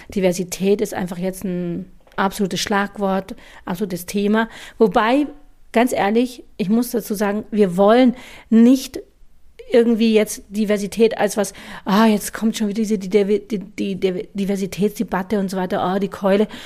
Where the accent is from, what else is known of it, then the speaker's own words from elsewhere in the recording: Bavaria, Germany; also born or lived in India; Ich wurde adoptiert von deutschen Eltern in eine deutsche, bayerische Welt, in der um mich herum alles weiß war. Alle Menschen waren weiß, alle Menschen waren deutsch, alle waren bayerisch.